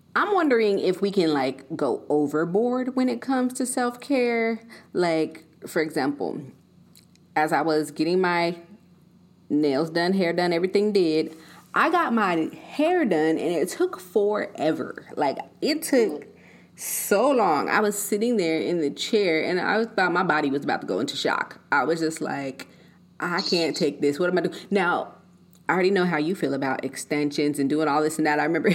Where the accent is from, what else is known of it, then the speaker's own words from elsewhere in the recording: Colorado, United States; also born or lived in California; Like growing up in Colorado, seeing the mountains, the snow, it's cold and all of this.